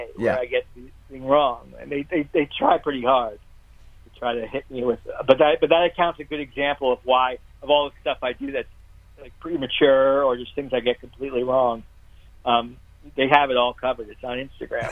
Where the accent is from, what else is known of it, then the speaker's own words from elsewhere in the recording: Miami, Florida, United States; I grew up in Miami